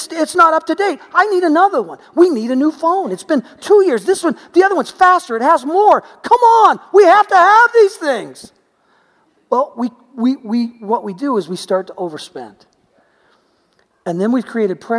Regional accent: United States; we're American.

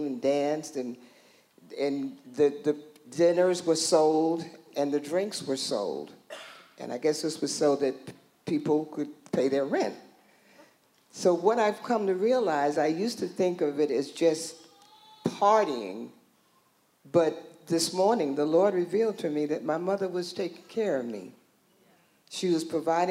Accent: New York, United States; I was born in New York, in Harlem, and during that time, Harlem was really, just parties everywhere.

